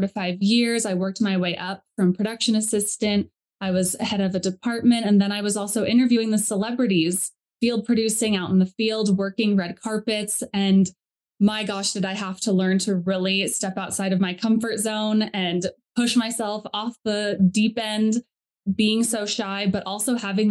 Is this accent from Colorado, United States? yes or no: yes; Colorado, United States; I grew up in Colorado